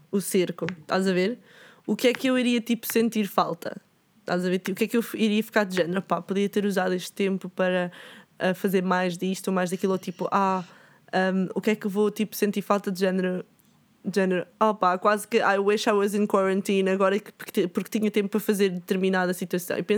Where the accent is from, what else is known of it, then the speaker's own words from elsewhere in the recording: Lisbon, Portugal; Fetal porque sou de Lisboa.